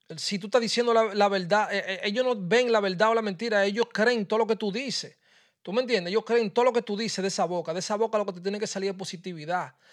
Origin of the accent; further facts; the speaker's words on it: Dominican Republic; yo soy dominicano